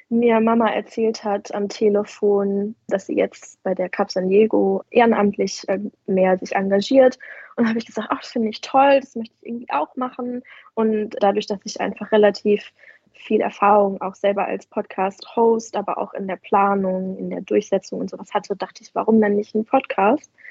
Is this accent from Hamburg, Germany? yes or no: yes; Hamburg, Germany; born there; als geborene Hamburgerin einfach sehr nah, eng verbunden mit dem Hafen aufgewachsen. Früher schon ganz früh morgens auf den Fischmarkt gefahren